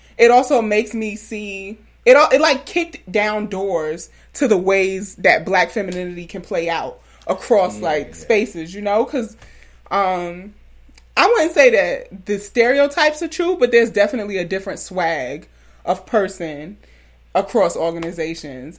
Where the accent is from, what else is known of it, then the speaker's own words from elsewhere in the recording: New York City, New York, United States; moved away as an adult; also born or lived in Alabama; growing up in South Jamaica, Queens, New York